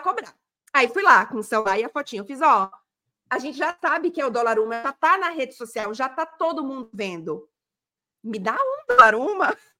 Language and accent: Portuguese; Brazil; eu sou do Brasil